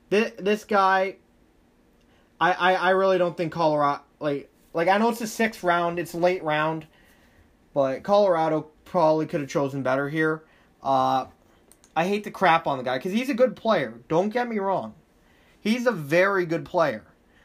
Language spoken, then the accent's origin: English; Thailand; English is a second language; I'm from Thailand. I know this stuff.